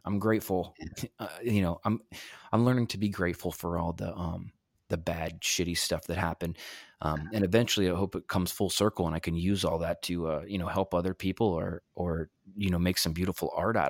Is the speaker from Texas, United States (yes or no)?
yes; Texas, United States; born there; in Texas, and my biological father was out of the picture.